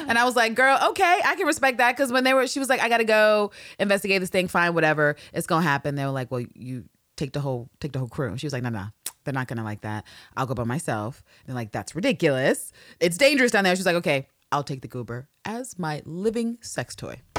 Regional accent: New York, United States; I'm a New Yorker

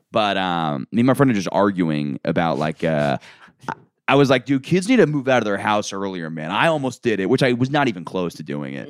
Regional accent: Orlando, Florida, United States; moved away; I'm from Orlando

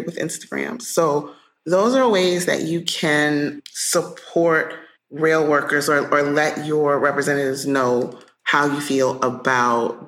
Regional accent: United States; as an American

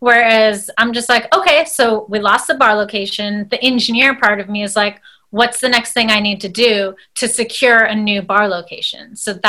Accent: United States; one of my first projects where I was able to mix my Indian culture along with being American.

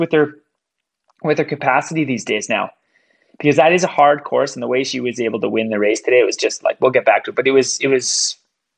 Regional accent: Canada; moved away; I'm Canadian. I'm an immigrant

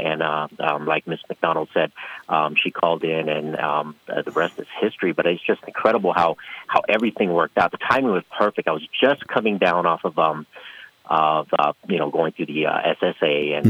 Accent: San Francisco, California, United States; also born or lived in San Diego; now in Las Vegas, United States; I was originally born and raised in San Francisco.

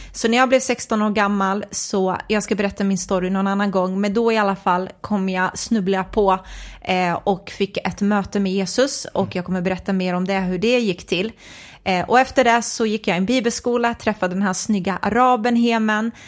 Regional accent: Nacka, Stockholm County, Sweden; är uppvuxen i en förort i Stockholm, en förort som heter Fisksätra

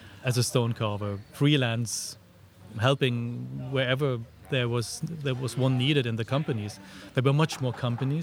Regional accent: a small village close to Frankfurt, Hesse, Germany; moved away as an adult; also born or lived in Freiburg; I was born in Germany in a small village close to Frankfurt. And then after my school, I moved first to Frankfurt

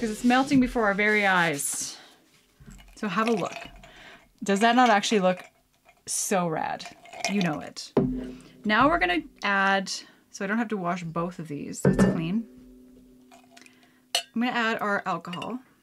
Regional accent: Canada

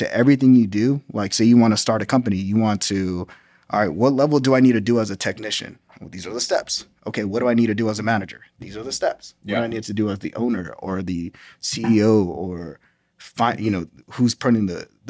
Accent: Los Angeles, California, United States; now in Washington, D.C., United States; Well, I'm originally from Los Angeles, California. Military bounced me around everywhere. Ended up in Washington, D.C.

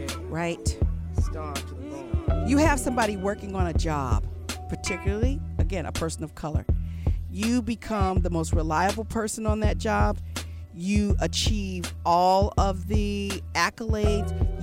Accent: Los Angeles, California, United States; also born or lived in St. Louis, Missouri; I was born in St. Louis, raised in Los Angeles

